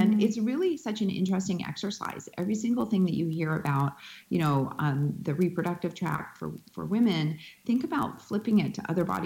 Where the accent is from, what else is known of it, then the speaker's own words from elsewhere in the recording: Winnipeg, Manitoba, Canada; where I grew up in Winnipeg, Manitoba, Canada.